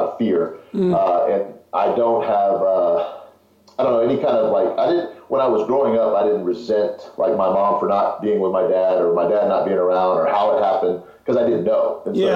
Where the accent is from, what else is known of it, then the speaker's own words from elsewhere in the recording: Houston, Texas, United States; also born or lived in Fort Worth, Texas; I was born in Houston, moved to Fort Worth, and then moved back to Houston when I was about eight, seven